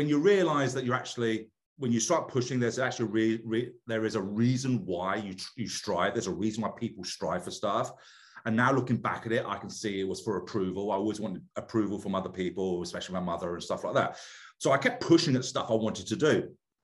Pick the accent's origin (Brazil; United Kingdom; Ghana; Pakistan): United Kingdom; moved away as an adult; now in United States; I'm British